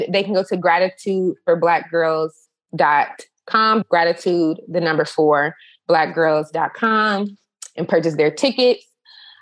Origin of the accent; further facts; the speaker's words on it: Chicago, Illinois, United States; in Chicago, my hometown